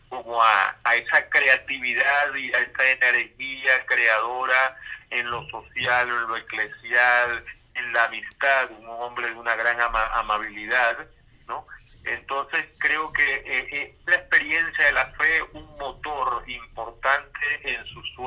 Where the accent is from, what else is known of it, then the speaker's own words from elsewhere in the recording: Venezuela; merecemos convivir como hermanos, como venezolanos que somos.